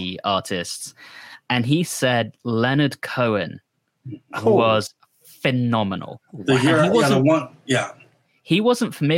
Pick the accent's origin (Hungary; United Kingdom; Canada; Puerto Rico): United Kingdom; my home country